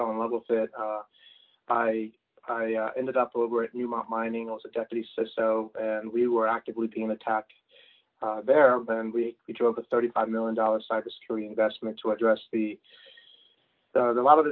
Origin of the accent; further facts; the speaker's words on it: Washington, District of Columbia, United States; growing up in the Washington, D.C. area